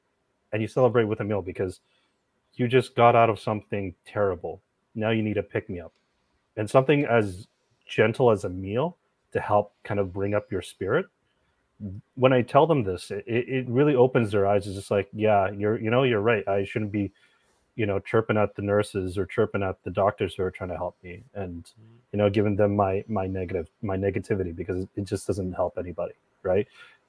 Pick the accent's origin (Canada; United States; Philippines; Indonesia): Philippines; now working in healthcare, which I never thought I'd actually do, being Filipino and everything